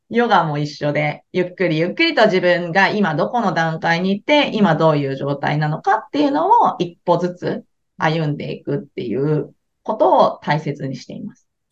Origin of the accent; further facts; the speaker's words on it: Kansai, Japan; also born or lived in Hawaii; 関西のおばちゃんなんで、 関西生まれなので